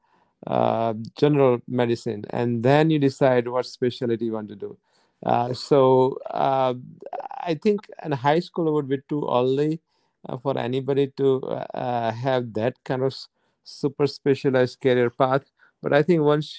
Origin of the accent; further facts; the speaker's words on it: India; moved away; When I was growing up, I grew up in India